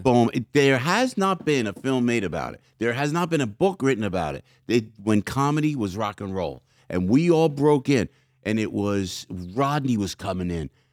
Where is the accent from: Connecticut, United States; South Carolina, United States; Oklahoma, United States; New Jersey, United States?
New Jersey, United States; outside Newark; also born or lived in Belleville, New Jersey / Glen Ridge, New Jersey; Family's from Newark. So I came outside of Newark